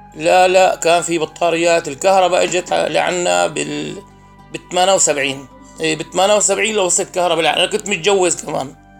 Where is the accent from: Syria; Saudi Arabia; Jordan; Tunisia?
Syria; Al-Jarba, Rif Dimashq; born or raised there